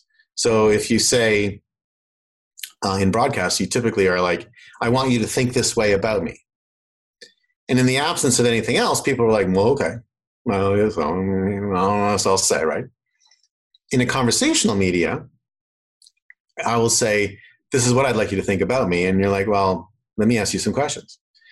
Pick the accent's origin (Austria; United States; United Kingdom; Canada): Canada; accent: Canadian; I actually have lost a lot of my Canadian accent, and my girlfriend's from Manhattan, so I'm actually losing a bit more rapidly now